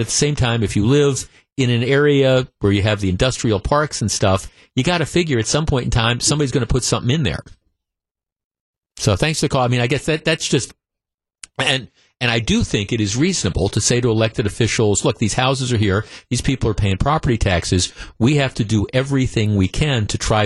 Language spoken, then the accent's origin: English; Glendale, Wisconsin, United States; also born or lived in Whitefish Bay, Wisconsin; I grew up in Glendale and I lived in Whitefish Bay for a long time.